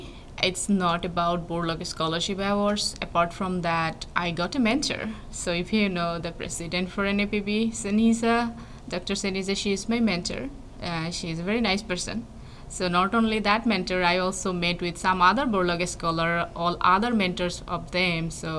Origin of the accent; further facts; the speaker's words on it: Bangladesh; English is a second language; Well, I am from a developing country. If you know, Bangladesh is a developing country